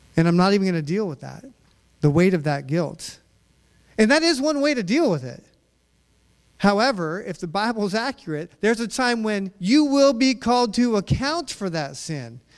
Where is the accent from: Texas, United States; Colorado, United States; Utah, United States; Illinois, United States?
Utah, United States; growing up in Utah with my dad